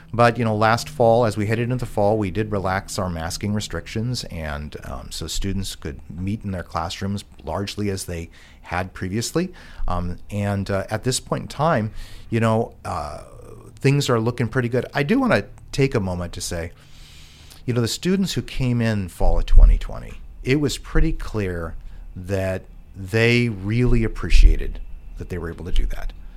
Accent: Juneau, Alaska, United States; I grew up here in Juneau

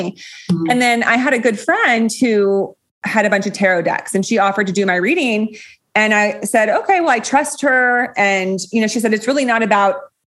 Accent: Los Gatos, California, United States; my hometown, Los Gatos

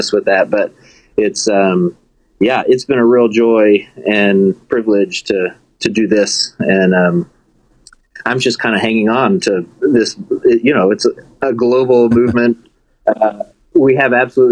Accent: Bentonville, Arkansas, United States; moved away as an adult; also born or lived in Chicago suburbs / Conway, Arkansas; now in Manhattan, United States; I am originally from Bentonville, Arkansas. So I'm an Arkansas boy, and I like to remind people that there was nothing there when I grew up there

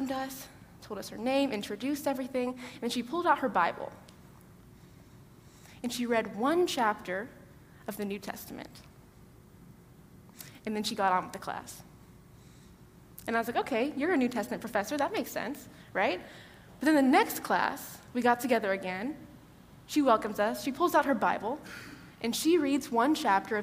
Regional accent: Georgetown, Texas, United States; I'm from Georgetown, Texas, just outside Austin

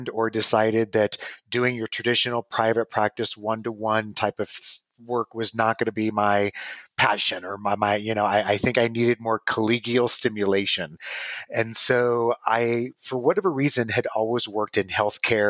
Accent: Nebraska, United States; moved away as an adult; also born or lived in Los Angeles, California; now in Arizona, United States; originally I was born and raised in Nebraska.

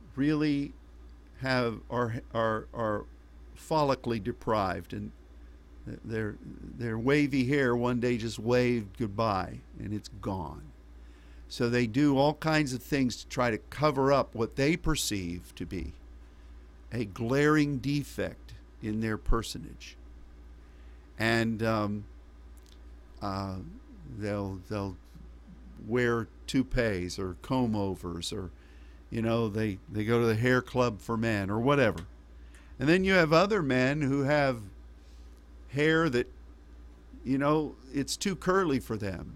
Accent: United States; As an American

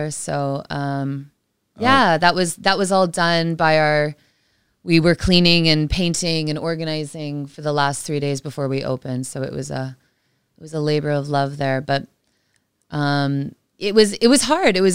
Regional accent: Canada; remember from from growing up in Canada

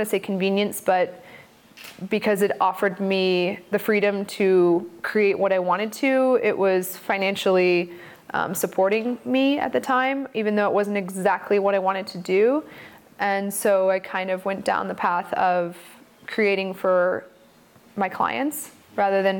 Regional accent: Charlotte, North Carolina, United States; now in Oregon, United States; I grew up in Charlotte, North Carolina, in an art gallery, actually right above it

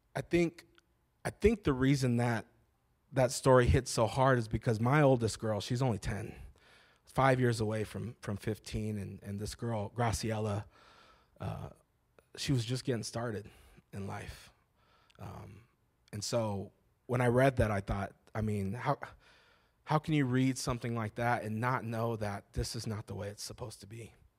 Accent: Phoenix, Arizona, United States; also born or lived in Alhambra, Phoenix; I was born in Maryvale

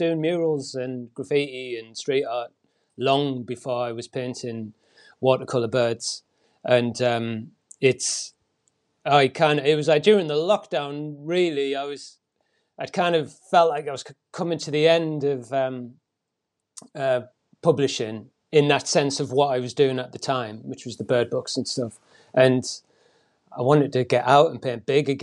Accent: Willington, North East England, United Kingdom; now in Shrewsbury, United Kingdom; I'm from County Durham originally, little ex-mining town called Willington, near Bishop Auckland.

